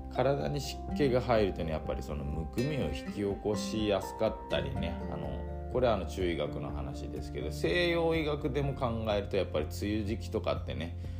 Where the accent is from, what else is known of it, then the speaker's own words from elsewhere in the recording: Nagasaki, Japan; moved away; 僕自身はあの長崎の出身でして、まあ、地元にいた時なんかね